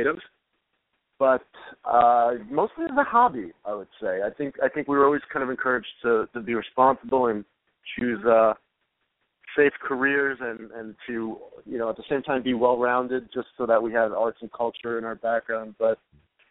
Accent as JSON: {"language": "English", "town": "New York City", "region": "New York", "country": "United States", "tie": "born or raised there", "moved": "yes", "lives_now": "Los Angeles, United States", "said": "I'm originally a New Yorker, but I've been out in L.A. since 2000, so I feel like this is home now"}